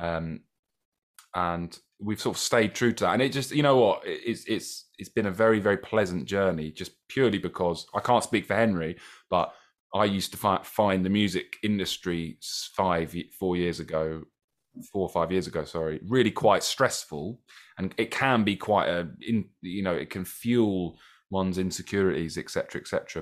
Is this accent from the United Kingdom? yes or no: yes; Brighton, South East England, United Kingdom; we're born and bred Brightonians